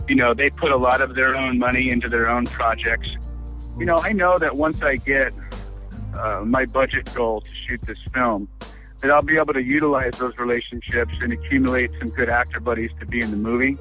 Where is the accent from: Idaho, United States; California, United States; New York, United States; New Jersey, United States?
California, United States; Los Angeles; I was I was raised in Hollywood